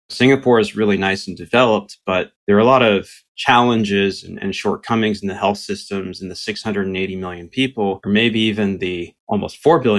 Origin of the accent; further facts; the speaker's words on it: Canada; English is a second language; also born or lived in Romania / South Korea; born quite a few decades ago in Romania, emigrated quite early to Canada, spent a bit of my childhood growing up in South Korea of all places